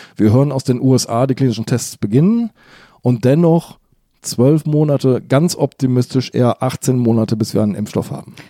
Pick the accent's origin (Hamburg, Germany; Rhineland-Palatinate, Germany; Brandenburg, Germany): Hamburg, Germany; ich bin ja Hamburger